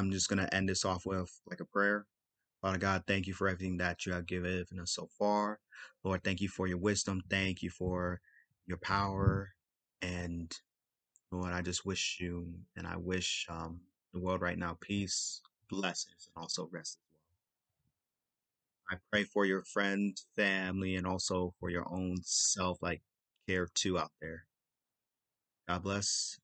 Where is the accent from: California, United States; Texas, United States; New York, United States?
California, United States; Los Angeles; I'm from South Central